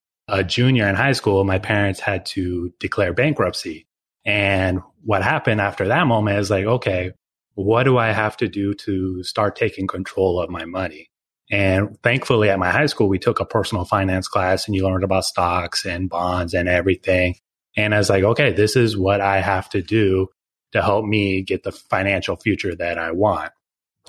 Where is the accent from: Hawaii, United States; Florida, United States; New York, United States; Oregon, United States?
Oregon, United States; I'm originally from Oregon